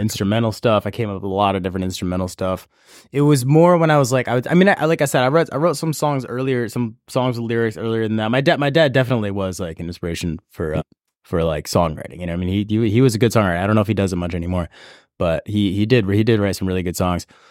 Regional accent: Auburn, New York, United States; also born or lived in San Francisco, California / Santa Cruz, California; I grew up in Auburn, New York.

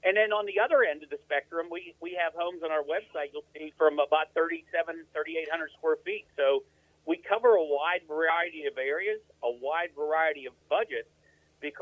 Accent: Western Pennsylvania, United States; now in North Carolina, United States; I'm not from around here originally, right? I'm from Western Pennsylvania.

